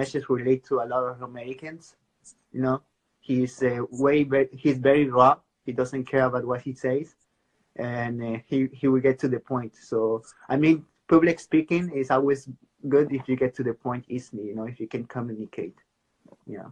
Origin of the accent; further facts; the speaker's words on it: Peru; I'm from Peru